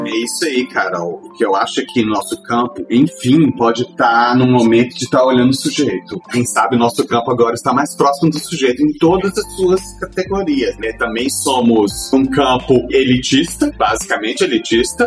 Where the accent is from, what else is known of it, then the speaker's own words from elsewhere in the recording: Belo Horizonte, Minas Gerais, Brazil; Belo Horizonte, que é de onde eu venho